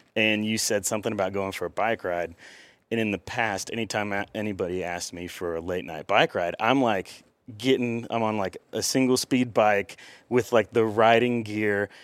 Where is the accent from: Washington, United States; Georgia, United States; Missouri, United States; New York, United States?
Missouri, United States; Cassville; I grew up in Cassville, Missouri, which is a small town.